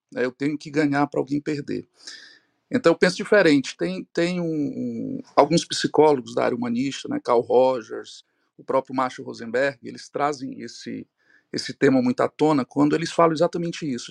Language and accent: Portuguese; Ceará, Brazil; aqui em Fortaleza, eu sou aqui do Ceará